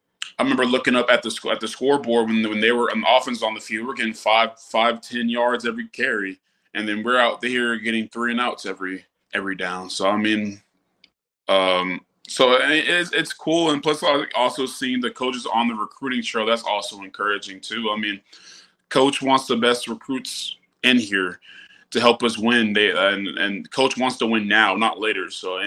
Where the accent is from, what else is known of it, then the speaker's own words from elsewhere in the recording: Alabama, United States; And me growing up in Alabama, we didn't have no NFL team.